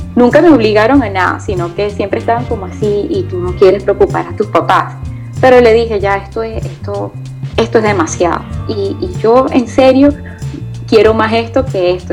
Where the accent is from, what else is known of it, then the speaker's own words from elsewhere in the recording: eastern Venezuela, Nueva Esparta, Venezuela; fue el joropo oriental. Eh, que es de donde yo soy